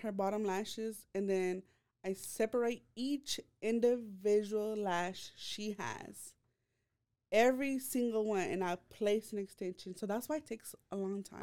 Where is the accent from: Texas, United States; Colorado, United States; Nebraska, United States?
Texas, United States; Waco; I was born and raised here in Waco.